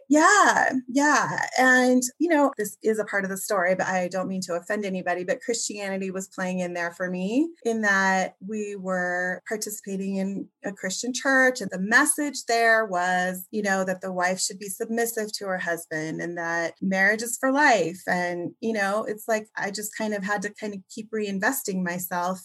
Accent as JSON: {"language": "English", "region": "Oregon", "country": "United States", "tie": "born or raised there", "said": "I was born and raised mostly in Oregon"}